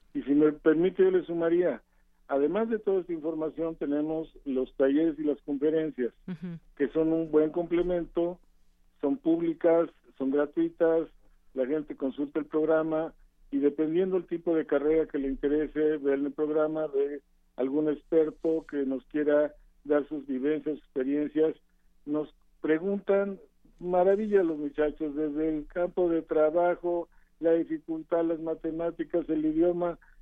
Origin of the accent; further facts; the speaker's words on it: Mexico; somos mexicanos